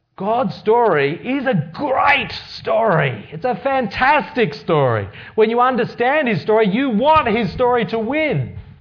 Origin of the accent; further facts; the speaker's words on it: Australia; growing up in Australia means that I've largely been influenced from, from birth